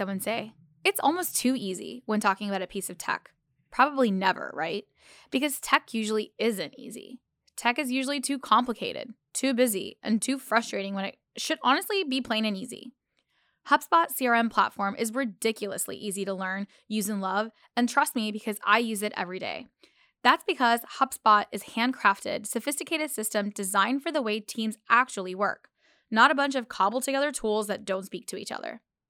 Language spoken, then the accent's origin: English; Pakistan; I eat dates just naturally in our diet as I'm Pakistani and we just have dates in like, you know, in our diet already.